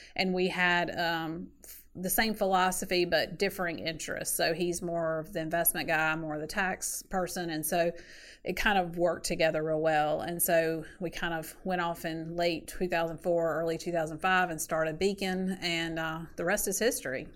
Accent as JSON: {"language": "English", "town": "Sanford", "region": "North Carolina", "country": "United States", "tie": "born or raised there", "also_born_or_lived": "Wilmington, North Carolina", "said": "grew up in Sanford, North Carolina, which is about an hour south of Raleigh"}